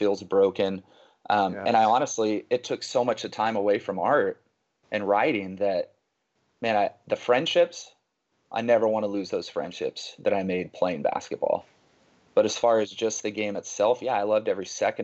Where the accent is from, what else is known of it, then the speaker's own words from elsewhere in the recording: Northern California, United States; moved away as an adult; also born or lived in Los Angeles, California / San Diego, California / Bay Area, California; now in Dallas, United States; I grew up in California, Northern California, and then lived all over Bay Area, LA, Southern California, San Diego